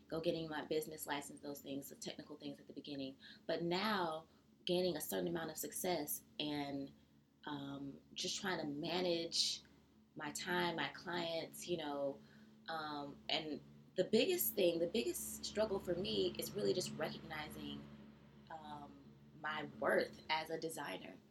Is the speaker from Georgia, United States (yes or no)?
yes; Georgia, United States; now in New York, United States; I'm from Georgia